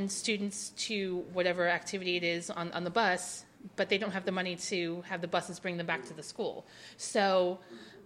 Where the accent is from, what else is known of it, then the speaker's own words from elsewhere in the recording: Bond County, southern Illinois, United States; So I grew up in rural / sort of suburban Illinois, southern Illinois. I grew up in Bond County, Illinois.